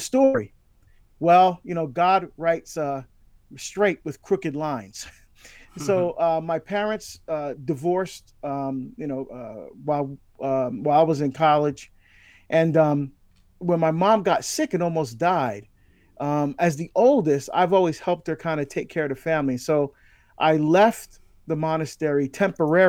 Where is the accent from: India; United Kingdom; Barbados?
Barbados; I was born in Barbados in the West Indies in the Caribbean